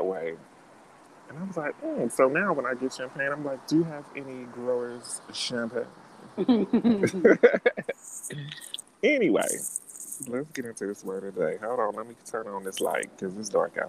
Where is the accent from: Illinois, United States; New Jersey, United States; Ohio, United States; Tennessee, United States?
Ohio, United States; Cincinnati; moved away as an adult; now in New York City, United States; growing up in Cincinnati